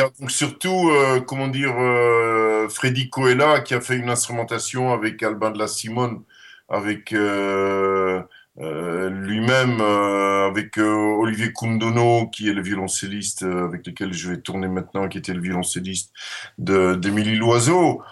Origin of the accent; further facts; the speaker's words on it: Netherlands; first language Dutch; French is a second language; moved away; also born or lived in Brussels / Paris; je suis néerlandais et néerlandophone